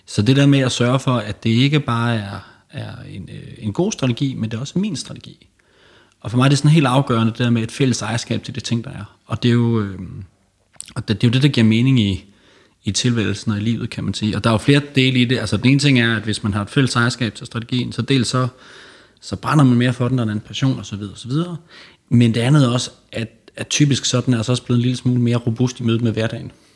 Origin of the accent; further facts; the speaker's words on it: Aarhus, Central Denmark Region, Denmark; moved away as an adult; now in Copenhagen, Denmark; jeg kommer oprindeligt fra Aarhus